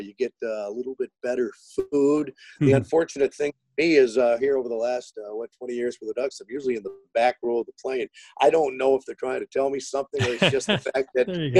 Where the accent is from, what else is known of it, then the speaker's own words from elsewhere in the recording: St. Louis, Missouri, United States; moved away; my home, where I grew up in South St. Louis